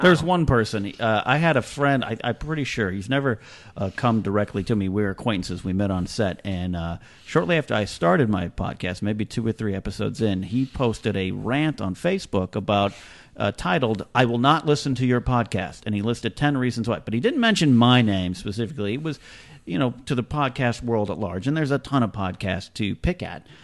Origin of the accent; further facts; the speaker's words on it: Arroyo Grande, California, United States; here in my hometown of Arroyo Grande, California